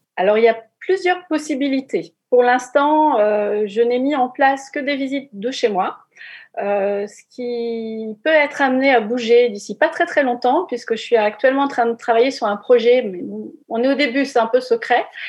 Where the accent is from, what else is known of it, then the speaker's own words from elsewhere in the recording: Normandy, France; quand on est normand